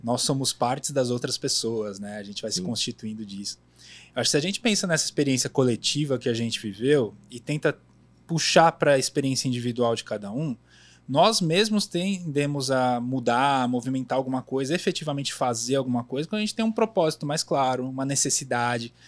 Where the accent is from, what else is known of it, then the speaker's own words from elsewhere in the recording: São Paulo, Brazil; Também sou da Zona Leste de São Paulo